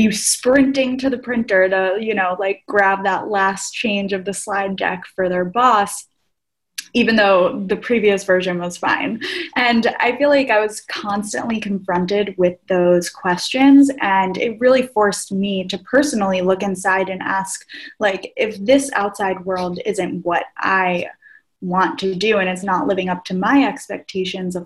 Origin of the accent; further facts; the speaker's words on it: outside of New York City, United States; I grew up outside of New York City to parents of my parents immigrated here from Greece